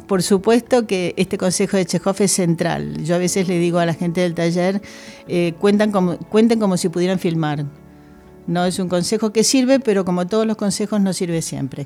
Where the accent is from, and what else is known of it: Argentina; now in Spain